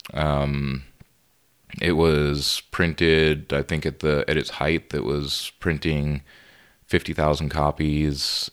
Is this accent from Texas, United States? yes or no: yes; Laredo, Texas, United States; moved away as an adult; also born or lived in San Marcos, Texas; I grew up in Laredo, Texas, and moved to San Marcos to finish up my degree